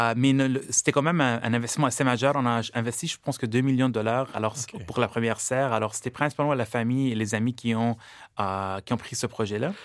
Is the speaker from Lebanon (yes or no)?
yes; Lebanon; now in Canada; je suis libanais d'origine et au Liban, j'ai vécu dans le monde de l'agriculture.